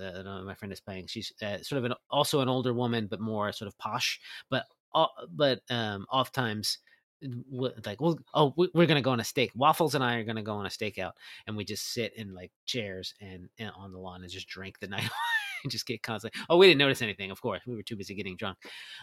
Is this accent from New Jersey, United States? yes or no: yes; New Jersey, United States; I'm from New Jersey.